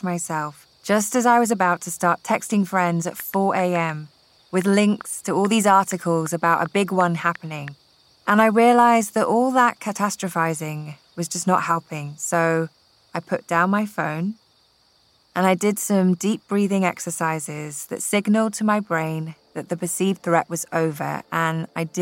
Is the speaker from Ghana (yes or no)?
no; Scotland, United Kingdom; now in California, United States; growing up in Scotland, we did not have earthquakes.